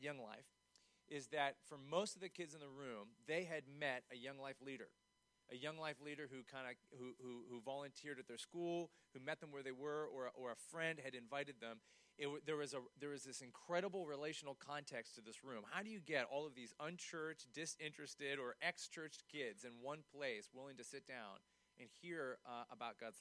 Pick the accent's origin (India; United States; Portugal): United States; York, Pennsylvania; also born or lived in Shrewsbury, Pennsylvania; I grew up in York. I went to York Suburban High School